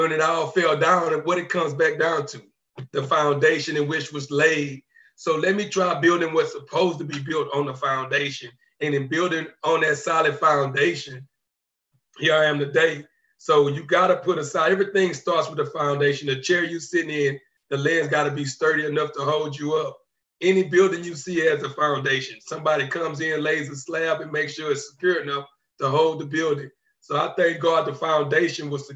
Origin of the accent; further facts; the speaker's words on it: Beaumont, Texas, United States; also born or lived in Atlantic City, New Jersey; I'm from Beaumont, Texas. Well, I was raised in Beaumont, Texas. I moved to Beaumont, Texas when I was like 4 years old, but I was born in Atlantic City, New Jersey.